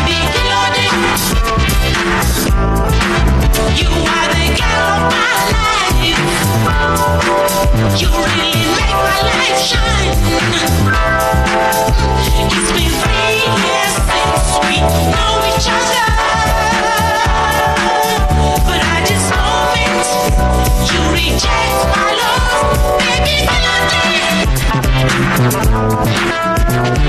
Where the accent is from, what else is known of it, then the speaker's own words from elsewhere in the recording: Nigeria; moved away; growing up in Nigeria